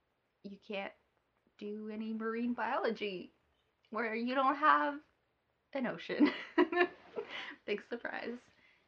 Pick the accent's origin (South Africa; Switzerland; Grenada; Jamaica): Switzerland; also born or lived in Alberta, Canada / Grande Prairie, Canada; now in Manitoba, Canada; I was born in Switzerland. Moved to Canada, I think, 17 years ago. Moved to Alberta first.